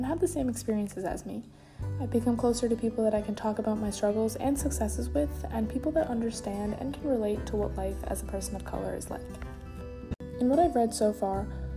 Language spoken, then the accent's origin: English; Sharon, United States; the people I grew up with in Sharon